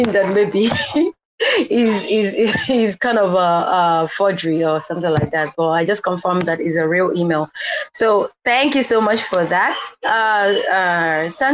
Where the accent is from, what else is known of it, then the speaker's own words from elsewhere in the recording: Nigeria; I am a Nigerian artist.